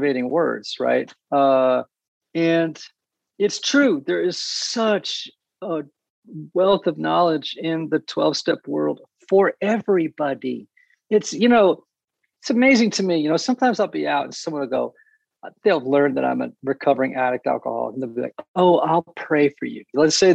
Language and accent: English; New England, United States; I grew up in New England